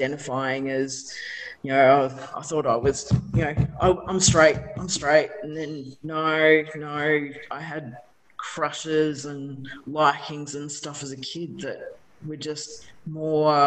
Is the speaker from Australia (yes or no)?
yes; Ballarat, Victoria, Australia; I grew up in Ballarat as well.